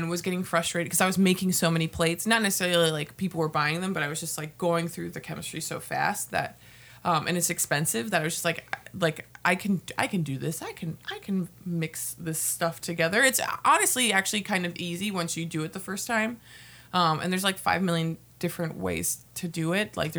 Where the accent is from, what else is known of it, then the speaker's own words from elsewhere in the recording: Houston, Texas, United States; moved away as an adult; now in Minnesota, United States; I was born in Houston, Texas, and I came up here to the great state of Minnesota to go to college